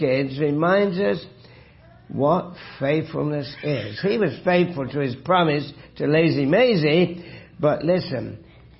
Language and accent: English; Hamilton, Ontario, Canada; I'm from Hamilton, a long way away from... Kitchener.